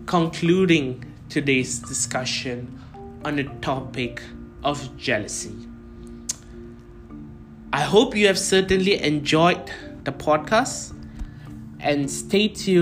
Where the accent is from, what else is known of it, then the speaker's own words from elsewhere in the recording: India; So, you know, being an Indian, obviously my parents had ambitions of making me an engineer, a lawyer, or a doctor, which is apparently very normal in every Indian family.